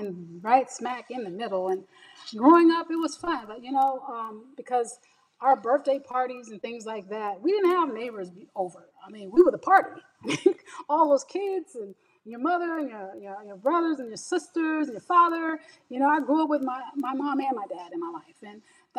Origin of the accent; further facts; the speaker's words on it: Pasadena, California, United States; also born or lived in Altadena, California; we grew up in Pasadena, California, and we call it Dina because we moved from Pasadena to Altadena